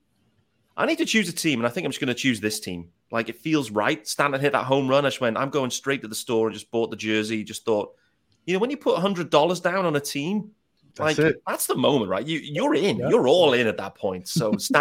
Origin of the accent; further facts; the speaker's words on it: Liverpool, North West England, United Kingdom; I was born in Liverpool